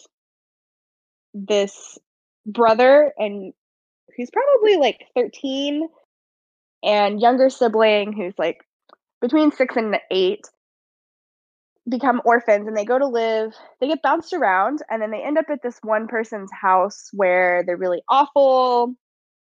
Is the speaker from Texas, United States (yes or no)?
yes; Dallas, Texas, United States; now in San Antonio, United States; I grew up in Dallas